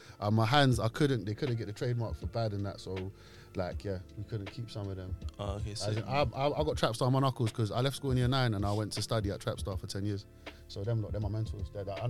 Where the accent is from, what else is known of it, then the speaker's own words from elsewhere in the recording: London, United Kingdom; Moroccan. I'm a Moroccan full and full. … means black beard. We're from the Berbers, and I've grown up in Mozart State my whole life, and all the Moroccans are in Ladbroke Grove.